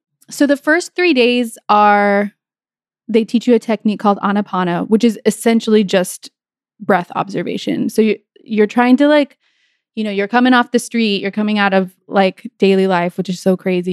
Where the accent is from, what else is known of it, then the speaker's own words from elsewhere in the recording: New Mexico, United States; I grew up in New Mexico